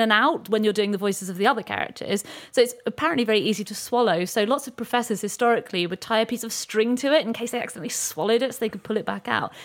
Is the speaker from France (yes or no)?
no; Weymouth, South West England, United Kingdom; I'm from Weymouth